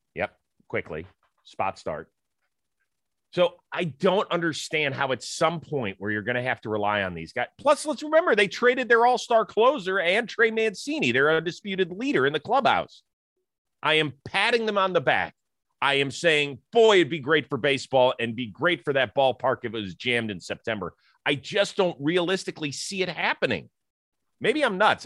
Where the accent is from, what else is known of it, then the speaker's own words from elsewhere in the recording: Cleveland, Ohio, United States; moved away; my hometown of Cleveland, Ohio